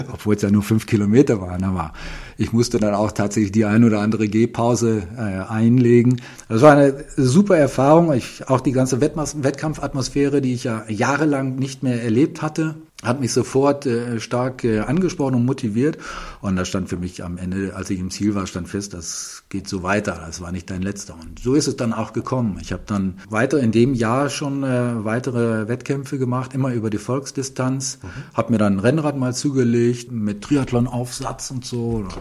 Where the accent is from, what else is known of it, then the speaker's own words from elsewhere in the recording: Ahaus, North Rhine-Westphalia, Germany; aufgewachsen bin ich in äh, Ahaus im äh, westlichen Westfalen, hart an der äh, holländischen Grenze. Dort habe ich auch meine gesamte Schulzeit verbracht